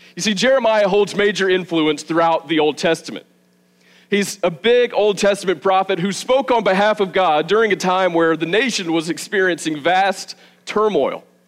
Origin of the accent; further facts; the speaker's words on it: the South, United States; moved away as an adult; also born or lived in Arizona; now in Milledgeville, United States; I grew up in the South. Just well, I guess me and my wife Savannah both grew up in the South. I grew up a few hours from here